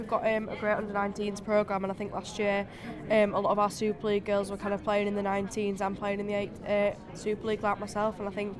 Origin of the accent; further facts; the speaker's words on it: Huddersfield, Yorkshire and the Humber, United Kingdom; I'm from Huddersfield.